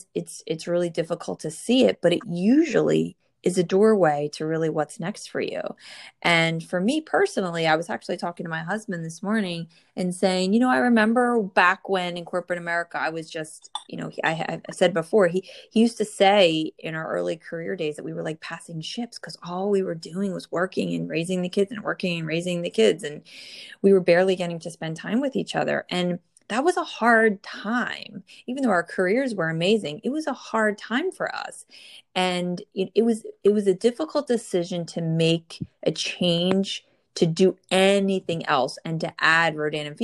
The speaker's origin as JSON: {"language": "English", "region": "New Jersey", "country": "United States", "tie": "born or raised there"}